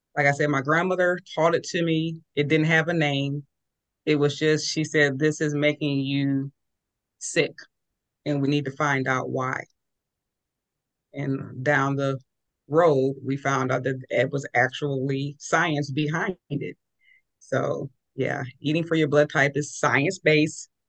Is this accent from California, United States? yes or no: yes; California, United States; I was raised in California